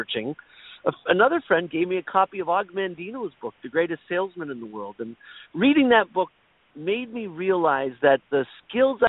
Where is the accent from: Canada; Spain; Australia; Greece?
Canada; Toronto, Ontario; I am from Toronto, Canada